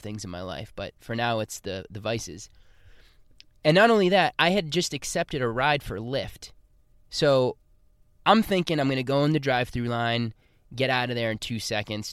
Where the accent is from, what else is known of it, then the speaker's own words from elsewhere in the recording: Boston, Massachusetts, United States; moved away; my hometown of Boston.